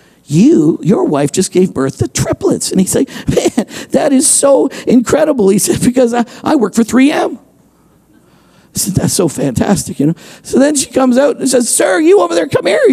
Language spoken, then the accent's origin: English; Canada; I'm a Canadian